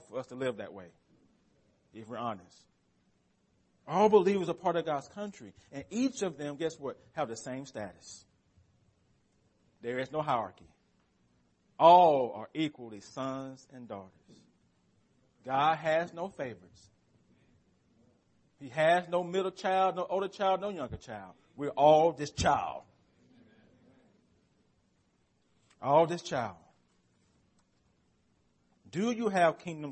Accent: United States; As American Christians

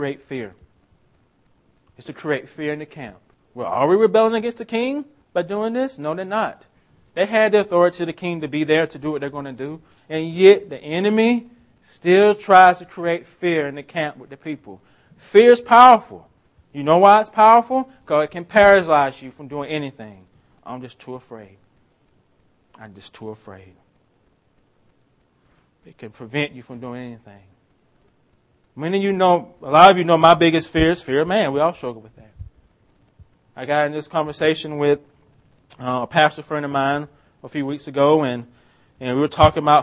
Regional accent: Swainsboro, Georgia, United States; moved away; I'm from a town called Swainsboro, Georgia. It's my hometown.

